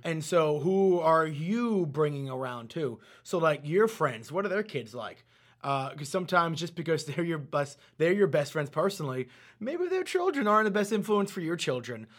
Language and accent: English; New York, United States; I was born in New York